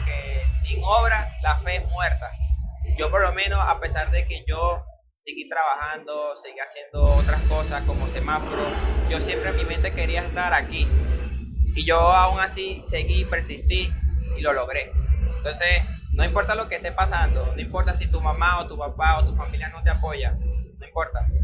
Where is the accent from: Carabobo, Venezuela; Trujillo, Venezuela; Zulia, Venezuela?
Carabobo, Venezuela; Valencia; moved away as an adult; also born or lived in Barranquilla, Colombia; yo nací en Colombia y en la ciudad de Barranquilla y me, y me crié en Venezuela desde los cuatro años y duré hasta toda mi vida en Venezuela